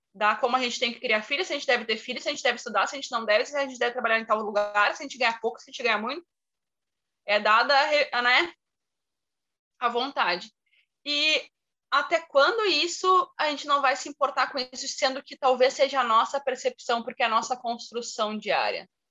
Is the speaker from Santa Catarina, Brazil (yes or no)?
no; interior of Rio Grande do Sul, Brazil; eu sou do interior do Rio Grande do Sul